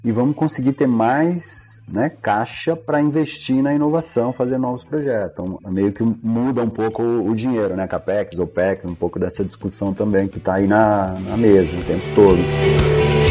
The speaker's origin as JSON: {"language": "Portuguese", "town": "Ribeirão Preto", "region": "São Paulo", "country": "Brazil", "said": "Cheguei lá em Ribeirão Preto, minha cidade"}